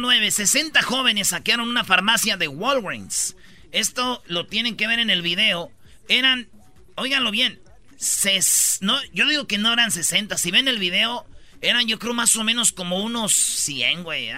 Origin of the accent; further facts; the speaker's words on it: Michoacán, Mexico; como yo soy de Michoacán, somos de familia grande